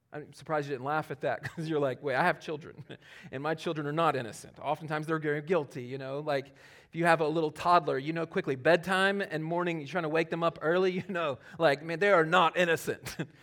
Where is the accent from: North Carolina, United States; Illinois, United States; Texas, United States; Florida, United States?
North Carolina, United States; Charlotte; moved away; Charlotte that's my hometown